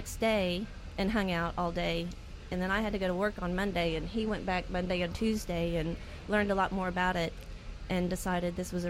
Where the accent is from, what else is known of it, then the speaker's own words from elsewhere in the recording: Smyrna, Tennessee, United States; We are from Smyrna, Tennessee.